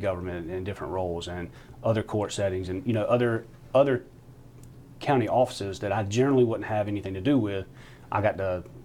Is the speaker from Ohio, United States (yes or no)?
no; Belton, South Carolina, United States; I grew up in Belton. So just down the road from downtown Anderson, about 12 minutes. Been there just about my whole life.